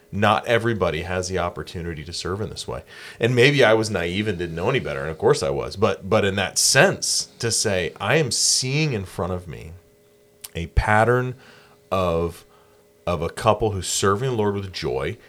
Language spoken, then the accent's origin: English; Anderson, South Carolina, United States; also born or lived in Rock Hill, South Carolina; I grew up in Anderson, South Carolina